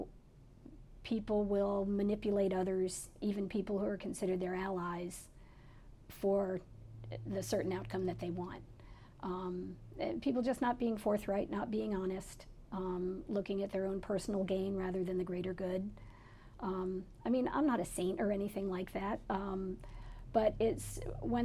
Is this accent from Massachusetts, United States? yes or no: no; Pennsylvania, United States; moved away as an adult; also born or lived in Connecticut; now in Maui, United States; I grew up in Connecticut and Pennsylvania. And in Pennsylvania, where I lived from when I was 8 years old through college